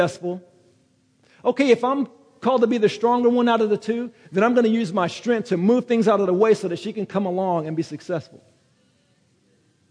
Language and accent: English; United States; I'm American